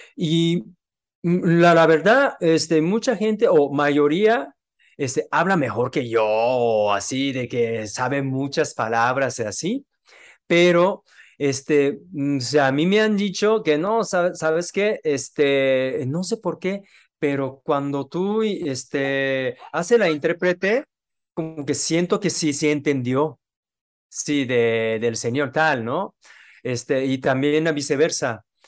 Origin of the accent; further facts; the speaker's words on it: Japan; Spanish is a second language; moved away as an adult; now in Mexico; yo soy japonés